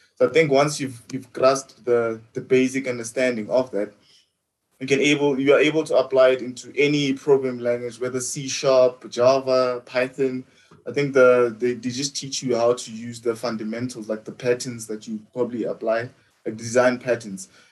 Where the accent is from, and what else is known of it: the Vaal, Gauteng, South Africa